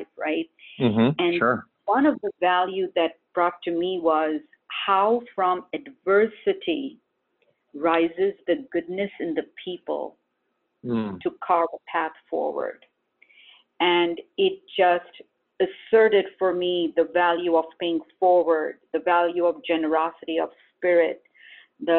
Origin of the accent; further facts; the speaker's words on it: India; now in Syracuse, United States; we did this as a family growing up in India